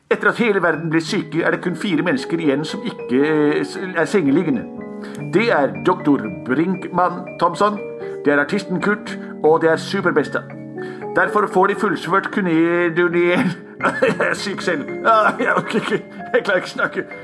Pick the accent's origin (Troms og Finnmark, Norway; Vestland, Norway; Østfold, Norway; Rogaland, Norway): Vestland, Norway; Bergen; Jeg er fra Bergen. Det regner hele tida.